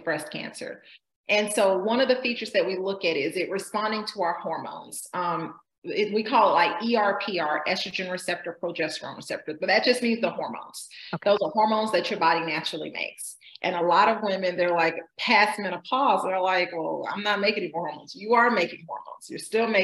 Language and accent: English; Georgia, United States; I grew up in Georgia